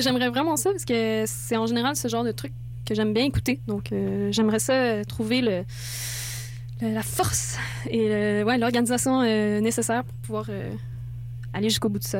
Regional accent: France; moved away; je suis française

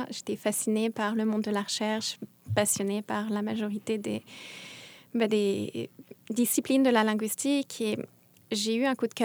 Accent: France; now in Montreal, Canada; Et comme je suis française, il s'est mis à me parler des Français de Montréal

